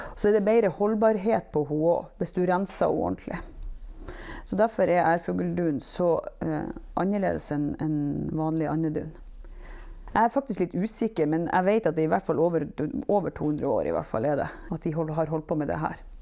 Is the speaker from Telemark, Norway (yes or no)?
no; Givær, Nordland, Norway; Og så er jeg født og oppvokst her på Givær, men jeg bodde borte i ti år fra jeg var 16 år til jeg var 26 år.